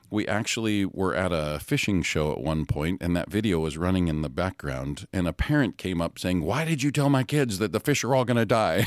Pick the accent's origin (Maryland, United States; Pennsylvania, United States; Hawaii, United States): Hawaii, United States; I grew up in Hawaii